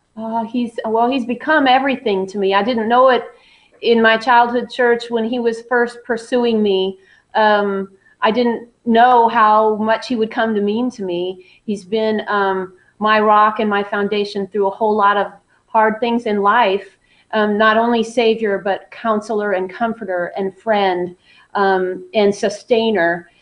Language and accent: English; Southern California, United States; moved away as an adult; now in Nashville, United States; I was born and raised in Southern California, so I'm a West Coast girl